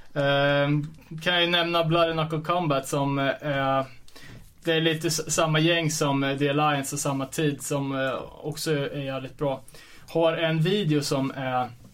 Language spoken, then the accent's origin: Swedish; Sweden